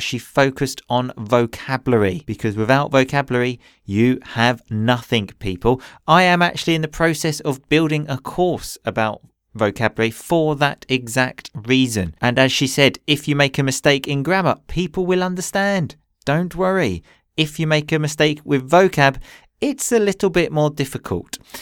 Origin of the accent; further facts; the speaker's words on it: England, United Kingdom; I grew up in England